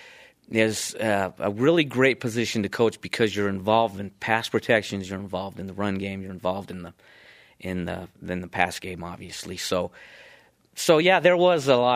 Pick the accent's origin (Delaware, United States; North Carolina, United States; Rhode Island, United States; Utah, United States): Utah, United States; Provo; I'm from Provo. I went to Provo High, graduated from BYU.